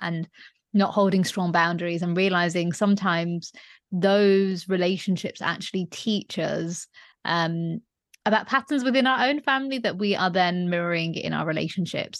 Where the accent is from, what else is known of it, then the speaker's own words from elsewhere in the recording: Leeds, Yorkshire and the Humber, United Kingdom; moved away as an adult; also born or lived in London; I studied my first degree in Leeds, um, which is my hometown, and then I moved to London